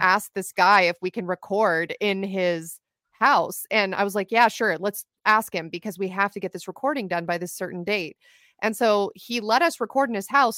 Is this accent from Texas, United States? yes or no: no; Ventura County, California, United States; also born or lived in Los Angeles, California; I'm originally from Ventura County, California, which is just outside of Los Angeles County